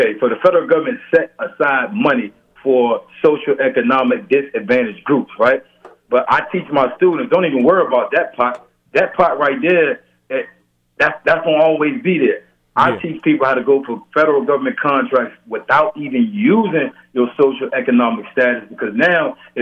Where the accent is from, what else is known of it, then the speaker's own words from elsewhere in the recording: Norfolk, Virginia, United States; I'm from Virginia, Norfolk